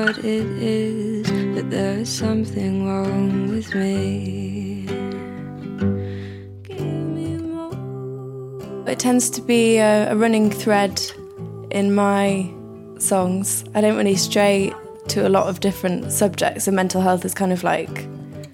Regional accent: Yorkshire and the Humber, United Kingdom; now in London, United Kingdom; I'm from Yorkshire

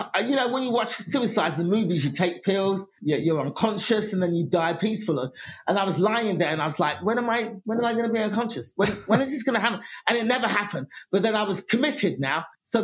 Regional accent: England, United Kingdom; now in United States; I'd been coming to America before that on vacations and then just going to comedy clubs and just going, I'm from England, could I get on stage?

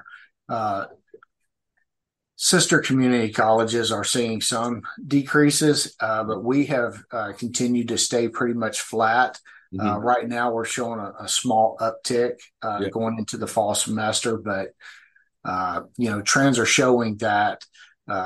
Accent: Memphis, Tennessee, United States; also born or lived in St. Louis, Missouri / Kansas City / Topeka, Kansas; now in Springfield, United States; I'm originally from Memphis, Tennessee

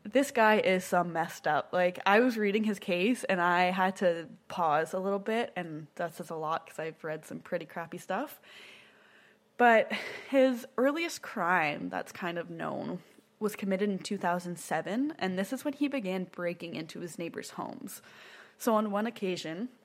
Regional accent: Ontario, Canada; now in Nova Scotia, Canada; I'm from Ontario and very close to Toronto

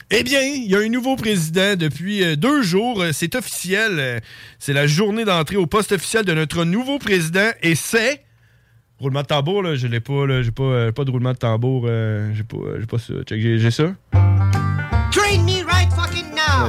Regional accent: Neuville, Quebec, Canada; moved away; on vient de Neuville. Hein. On, on, a grandi là quand on était jeune.

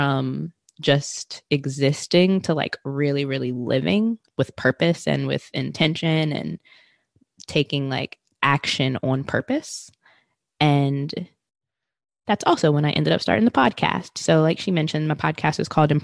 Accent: Richmond, Virginia, United States; moved away as an adult; also born or lived in New York; I'm originally from Richmond, Virginia, but have lived in like multiple areas of Virginia.

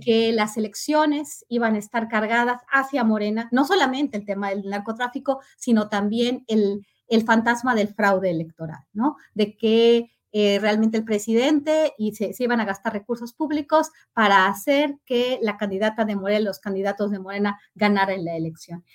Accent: Mexico; nosotros como país

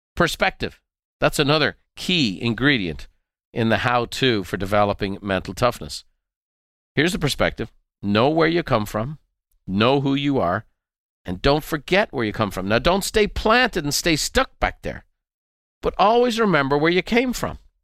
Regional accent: Dublin, Leinster, Ireland; our home that I grew up in Dublin

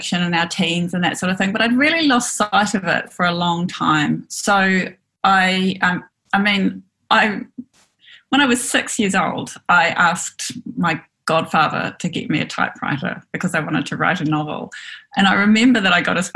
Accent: Auckland, New Zealand; also born or lived in Port Waikato / Dunedin; I grew up in West Auckland

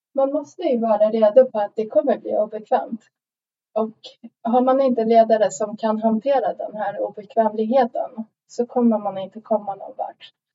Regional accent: Sweden; now in Stockholm, Sweden; jag kom till Sverige när jag var sju år gammal

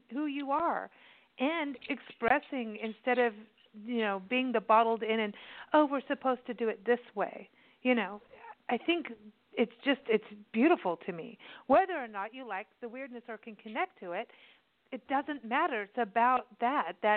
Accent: California, United States; moved away as an adult; also born or lived in Kenya / South Africa; we are American, both of us born in California

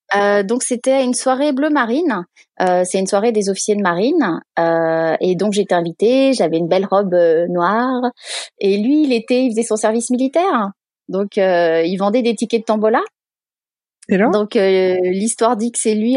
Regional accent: Sanary-sur-Mer, Provence-Alpes-Côte d'Azur, France; moved away as an adult; now in San Diego, United States; je viens du sud de la France, donc euh, de Sanary-sur-Mer, qui est une toute petite ville de 15 000 habitants ah, environ, entre Marseille et Toulon.

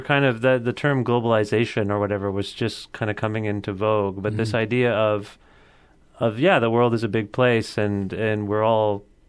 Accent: Cambridge, Ontario, Canada; also born or lived in Guelph; I'm from Cambridge.

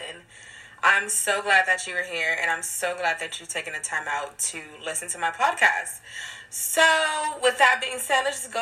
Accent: Long Beach, California, United States; now in Los Angeles, United States; I currently reside in Los Angeles, California, and I am from Long Beach, California.

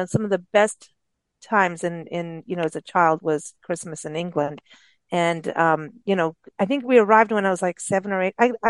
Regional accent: Kenya; moved away; growing up in Kenya, you ask, you know, you address people according to their tribal

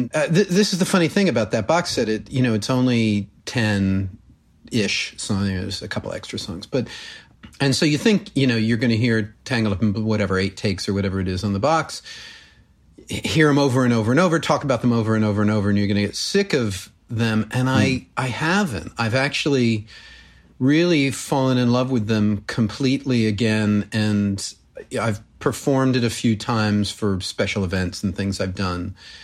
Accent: Connecticut, United States; I was born in Connecticut, raised there, grew up in a small town sort of near Mystic, Connecticut.

